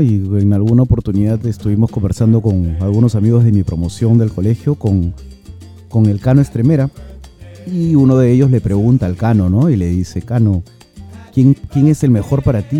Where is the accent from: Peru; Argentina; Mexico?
Peru; somos peruanos